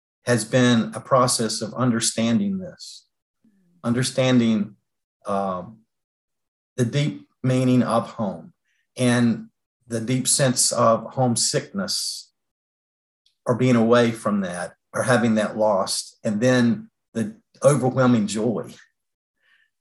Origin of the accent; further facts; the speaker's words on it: North Carolina, United States; Kim and I are born and bred in North Carolina